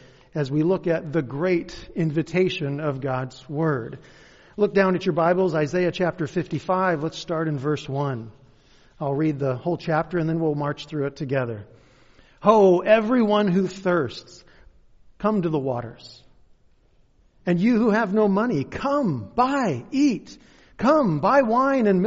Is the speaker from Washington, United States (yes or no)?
yes; Kent, Washington, United States; moved away; also born or lived in Covington / Black Diamond; I'm actually from Kent. This is hometown for me.